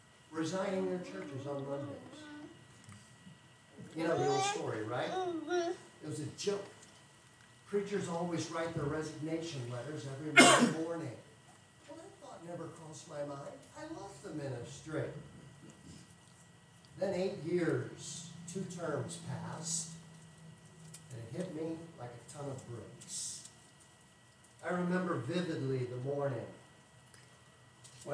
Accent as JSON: {"language": "English", "country": "United States", "tie": "born or raised there", "said": "I grew up on the Mississippi River, I've gone through floods"}